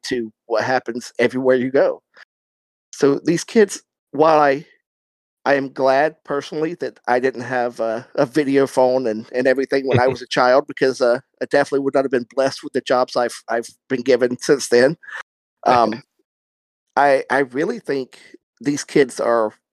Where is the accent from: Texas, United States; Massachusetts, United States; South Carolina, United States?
South Carolina, United States; I grew up in South Carolina